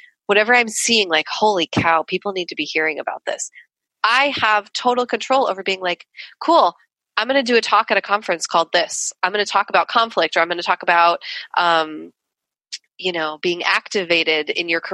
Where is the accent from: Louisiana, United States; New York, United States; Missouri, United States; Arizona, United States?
New York, United States; where I grew up in New York